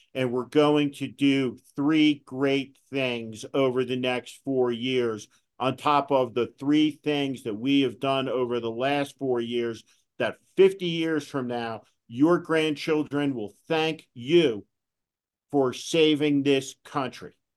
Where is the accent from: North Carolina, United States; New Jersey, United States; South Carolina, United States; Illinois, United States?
New Jersey, United States; when I was a kid, growing up in New Jersey